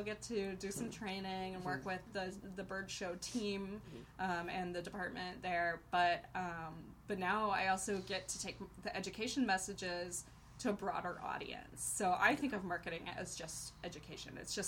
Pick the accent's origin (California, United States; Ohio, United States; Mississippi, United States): Ohio, United States; now in Boise, United States; I grew up in Ohio